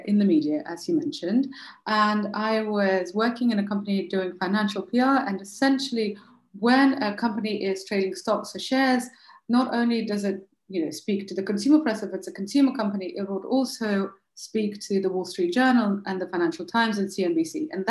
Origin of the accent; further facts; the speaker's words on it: Moscow, Russia; also born or lived in London, United Kingdom / Chicago, United States / Paris, France / Delhi, India; now in France; So I am originally from Moscow and in Russia, obviously. And I have lived in London most of my life, and I've lived in Chicago and in Paris and in Delhi.